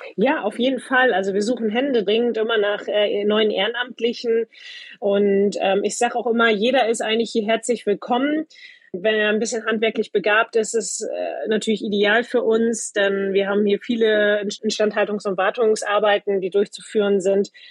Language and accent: German; Butjadingen, Lower Saxony, Germany; ich bin direkt am Wasser aufgewachsen, komme ursprünglich aus Budjading, das ist eine Halbinsel zwischen Bremerhaven und Wilhelmshaven